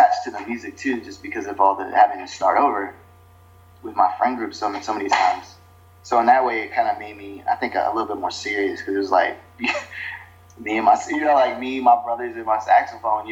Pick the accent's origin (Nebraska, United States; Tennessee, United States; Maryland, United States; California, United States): Maryland, United States; Prince George's County; moved away as an adult; also born or lived in Atlanta, Georgia / Montgomery County, Maryland / Boston, Massachusetts / Washington, D.C.; now in New York, United States; I grew up in Prince George's County in Greenville, and then, like you said, yeah, I moved to Atlanta, and then after middle school in Atlanta, then moved back to Maryland